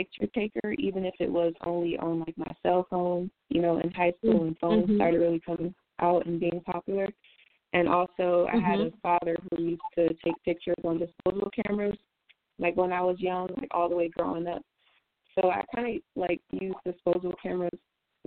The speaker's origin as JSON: {"language": "English", "town": "Milwaukee", "region": "Wisconsin", "country": "United States", "tie": "born or raised there", "also_born_or_lived": "North Carolina", "moved": "as an adult", "lives_now": "Charlotte, United States", "said": "I was born in Milwaukee, Wisconsin."}